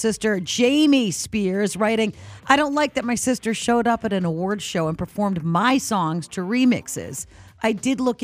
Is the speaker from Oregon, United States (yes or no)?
no; New Hampshire, United States; we grew up in New Hampshire on the ocean